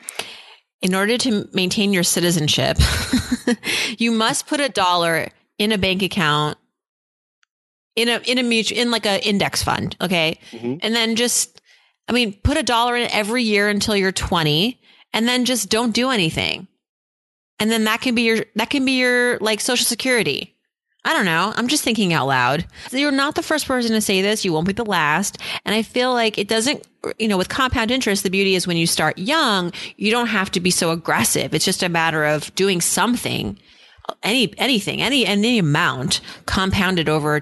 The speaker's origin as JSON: {"language": "English", "town": "Worcester", "region": "Massachusetts", "country": "United States", "tie": "born or raised there", "also_born_or_lived": "New England", "said": "I was born in Worcester"}